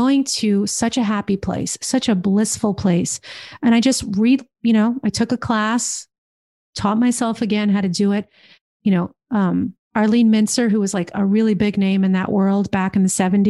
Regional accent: New Jersey, United States; also born or lived in New York City; In New Jersey, baby. In New Jersey

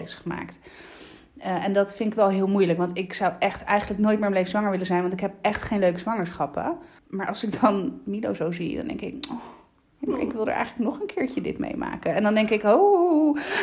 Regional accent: Lecce, Apulia, Italy; also born or lived in Randstad, Netherlands; now in Netherlands; de stad waar ik kom uit Lecce

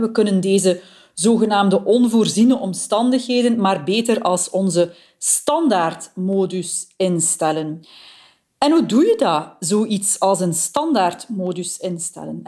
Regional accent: Flanders, Belgium; bij ons in Vlaanderen

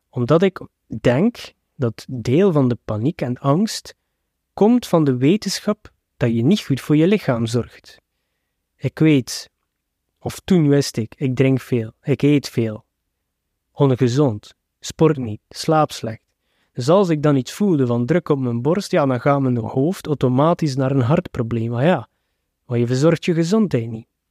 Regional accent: Belgium; als Westerling en zeker als Belg

